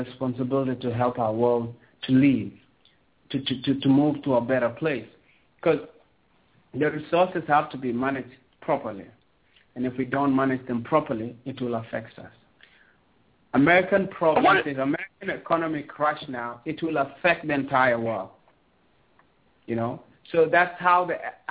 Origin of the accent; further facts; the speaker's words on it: South Sudan; also born or lived in Sudan; now in Toronto, Canada; I'm from Kush, you know, I'm from where the civilization begins